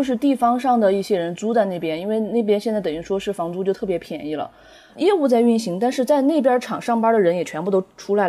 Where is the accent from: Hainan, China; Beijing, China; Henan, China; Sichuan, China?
Sichuan, China; Yibin; moved away as an adult; now in Chengdu, China; 我是在宜宾出生的，然后我现在是因为大学毕业，我后来就一直待在成都。